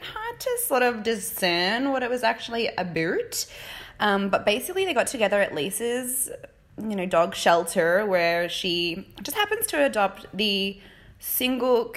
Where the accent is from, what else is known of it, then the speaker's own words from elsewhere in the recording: Australia; now in United Kingdom; I'm from Australia, but what I'm doing is traveling around the UK, you know, doing pet sitting